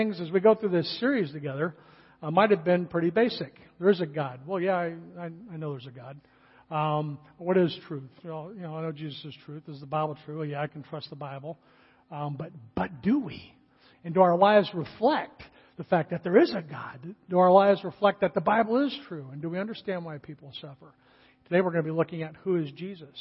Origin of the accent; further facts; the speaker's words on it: California, United States; moved away; I grew up in California